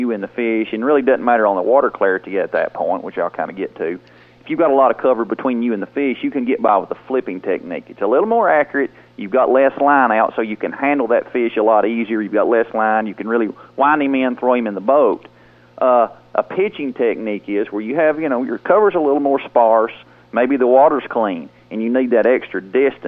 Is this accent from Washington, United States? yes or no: no; St. Louis, Missouri, United States; now in Iowa, United States; I moved to Iowa from St. Louis. I mean, you know, back home in St. Louis